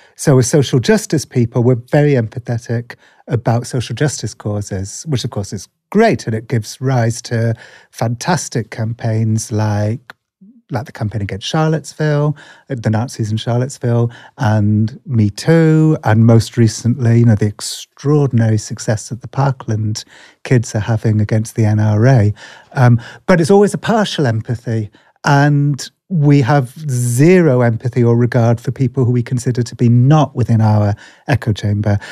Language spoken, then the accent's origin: English; England, United Kingdom; accent: English; That's my terrible English accent